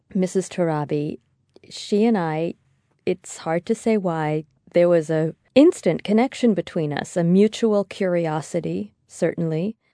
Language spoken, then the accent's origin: English; United States; I'm American